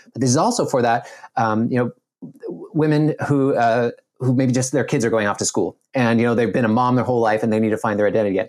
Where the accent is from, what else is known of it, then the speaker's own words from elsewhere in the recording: Nova Scotia, Canada; I grew up in Nova Scotia, Canada